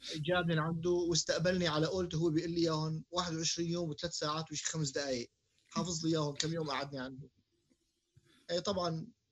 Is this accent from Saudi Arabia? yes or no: no; Syria; also born or lived in Jordan; now in Canada; احنا تعلمنا بسوريا